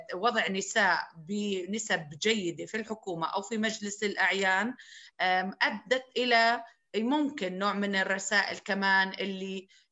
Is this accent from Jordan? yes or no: yes; Souf, Jerash Governorate, Jordan; بقريتي بسوف